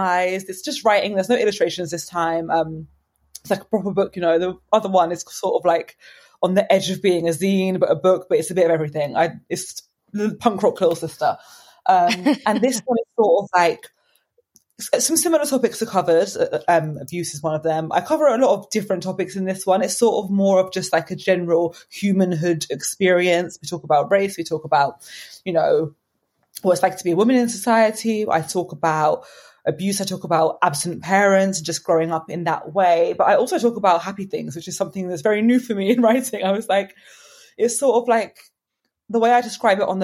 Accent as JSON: {"language": "English", "town": "Brighton", "region": "South East England", "country": "United Kingdom", "moved": "as an adult", "lives_now": "London, United Kingdom", "said": "I'm actually from Brighton, but I've lived in London for a few years now."}